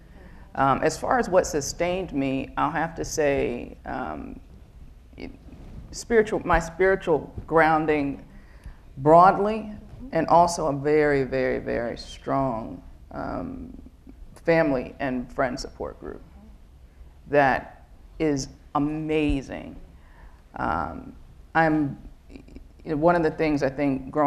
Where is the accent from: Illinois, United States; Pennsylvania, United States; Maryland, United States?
Maryland, United States; Baltimore; I grew up in Northwest Baltimore, the daughter of a pediatrician